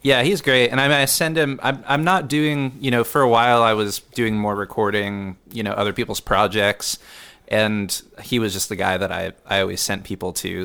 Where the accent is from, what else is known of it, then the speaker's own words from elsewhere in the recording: Houston, Texas, United States; moved away as an adult; now in Austin, United States; growing up in Houston